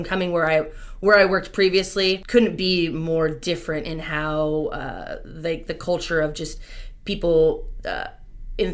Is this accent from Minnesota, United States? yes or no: no; Rancho Murieta, California, United States; I grew up out in Rancho Marietta, which is kind of a suburb of Sacramento.